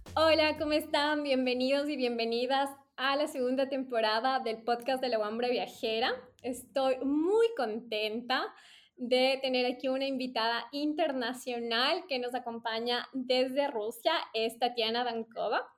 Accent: Ecuador; les decía Ecuador

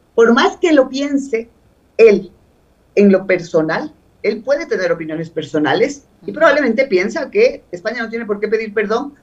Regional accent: Ecuador; como una ecuatoriana más

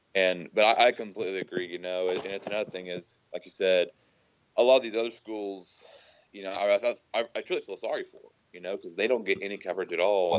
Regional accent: Oklahoma, United States; also born or lived in Stillwater, Oklahoma; I grew up in Oklahoma

